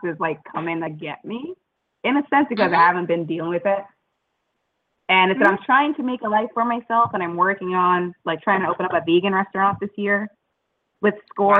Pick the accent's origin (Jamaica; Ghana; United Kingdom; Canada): Jamaica; now in United States; I'm a Jamaican citizen, and I, I'm looking at my American citizenship this year